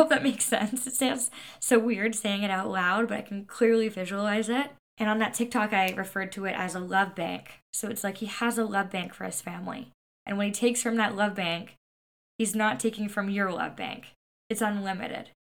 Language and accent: English; Canada; I'm Canadian